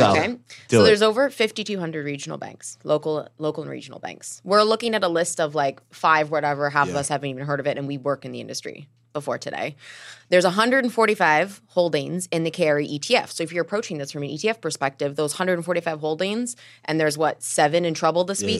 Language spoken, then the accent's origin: English; Canada; I'm from Canada, right, where the system is, I'm still a Canadian. So I grew up with a system